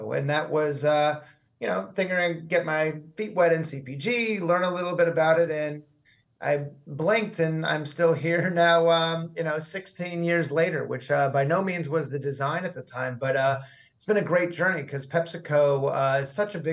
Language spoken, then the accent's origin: English; Southern California, United States; moved away as an adult; also born or lived in Chicago / San Francisco Bay Area / New Haven; So I grew up in Southern California. So I'm a SoCal guy